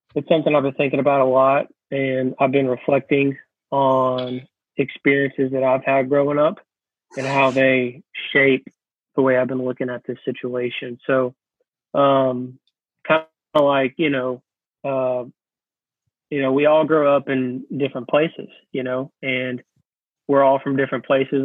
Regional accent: Georgia, United States; moved away as an adult; also born or lived in South Carolina; now in New Orleans, United States; I live in the New Orleans area, but I'm originally from Georgia and grew up in South in uh, uh, in Georgia. I also lived in South Carolina for a little bit

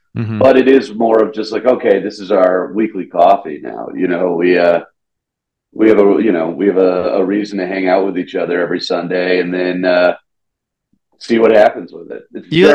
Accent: the South, United States; If you want to talk about like growing up in the South, he was my very first bully, and then he became my best friend.

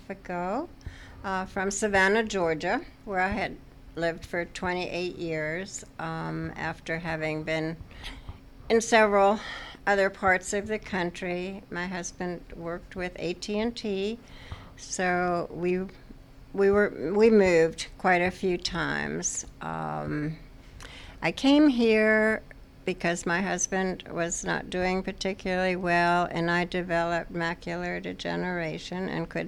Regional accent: near Stuttgart, Baden-Württemberg, Germany; moved away; I grew up in Germany in a little town near Stuttgart

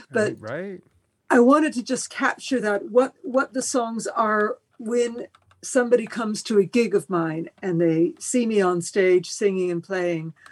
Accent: Spain; born there; first language Spanish; English is a second language; also born or lived in France; my father was Spanish, and I was born in Spain, and I it, I did start out speaking Spanish before English

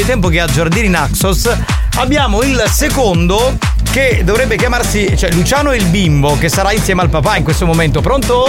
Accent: Sicily, Italy

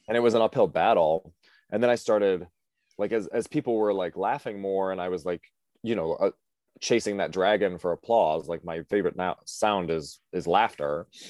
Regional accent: Cleveland area, Ohio, United States; moved away as an adult; now in New York, United States; I'm from Ohio originally

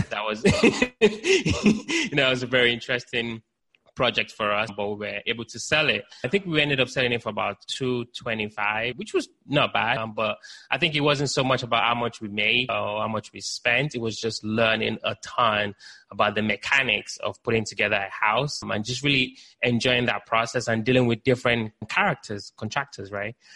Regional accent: Nigeria; also born or lived in United Kingdom; now in Baltimore, United States; I was born in Nigeria, lived in the UK, now based in the US.

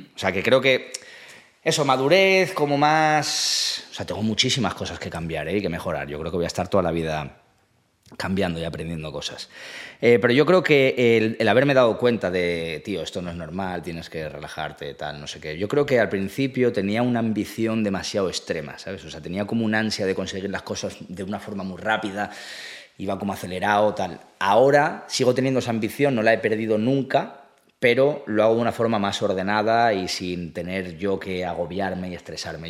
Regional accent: Asturias, Spain; moved away as an adult; also born or lived in Málaga / France / Ireland; now in Madrid, Spain; soy de Asturias

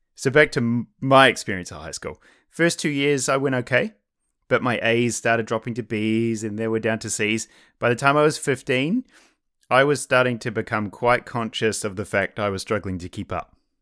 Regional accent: New Zealand; I'm from New Zealand, which is where I went to high school

